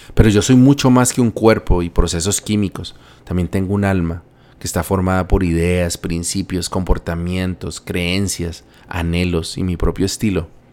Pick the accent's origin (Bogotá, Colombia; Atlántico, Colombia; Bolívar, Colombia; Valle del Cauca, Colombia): Bogotá, Colombia; Bogotá, mi ciudad natal